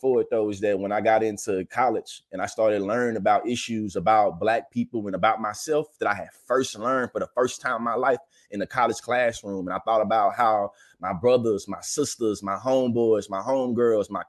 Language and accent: English; Texas, United States; moved away as an adult; now in Oklahoma, United States; I live in Oklahoma. I was born and raised in Texas